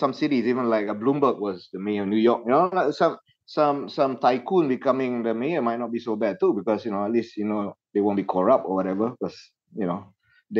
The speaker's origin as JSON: {"language": "English", "country": "Malaysia", "said": "As a Malaysian citizen"}